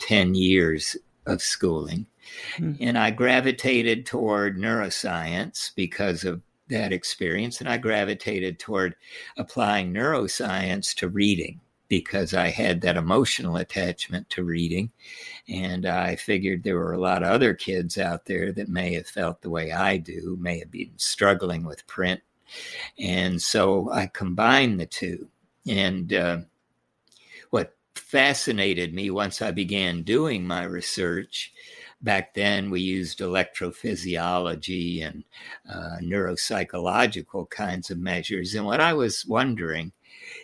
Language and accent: English; Holyoke, Massachusetts, United States; also born or lived in Tokyo, Japan; I was born in Tokyo, Japan. My father was in the military, served in Europe during World War II, then was on MacArthur's staff. And so moved to Holyoke, Massachusetts, and started school early